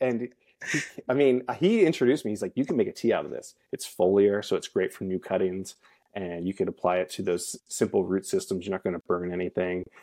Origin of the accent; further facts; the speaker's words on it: Lancaster, Pennsylvania, United States; moved away; I grew up in Lancaster, Pennsylvania, in Amish country.